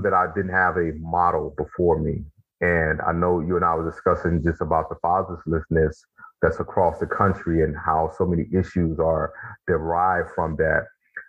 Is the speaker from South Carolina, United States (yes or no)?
no; Mississippi, United States; I grew up in Mississippi